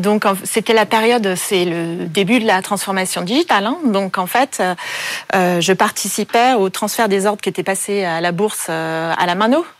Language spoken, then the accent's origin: French; Paris, Île-de-France, France; born or raised there; also born or lived in Vancouver